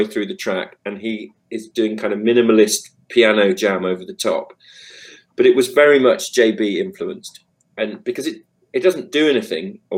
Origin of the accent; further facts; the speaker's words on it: United Kingdom; us being British guys playing soul music